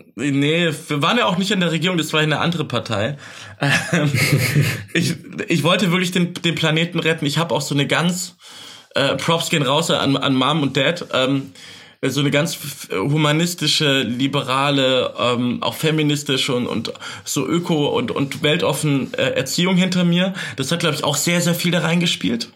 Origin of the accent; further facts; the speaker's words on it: Backnang, Baden-Württemberg, Germany; moved away as an adult; now in Berlin, Germany; In Backnang, wo ich herkomme, in der Nähe aus dem Schwabenland